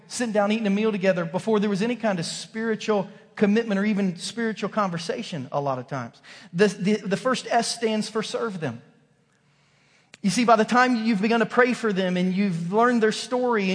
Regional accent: Southern Ohio, United States; also born or lived in Kansas; now in Missouri, United States; growing up in Southern Ohio

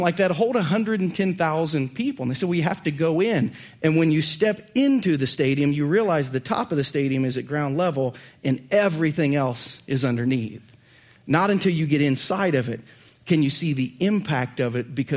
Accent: Southern Ohio, United States; moved away as an adult; also born or lived in Missouri; now in Lee's Summit, United States; I'm from Southern Ohio

